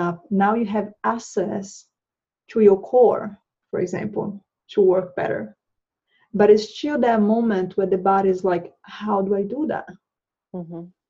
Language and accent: English; Brazil; moved away as an adult; also born or lived in Charlotte, North Carolina; now in United States; I moved from Brazil. I'm originally from Brazil. I moved from Brazil about 10 years ago.